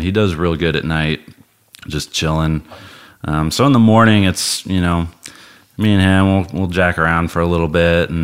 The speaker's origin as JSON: {"language": "English", "region": "Colorado", "country": "United States", "tie": "born or raised there", "also_born_or_lived": "Imperial Beach, California", "moved": "as an adult", "said": "growing up in Colorado"}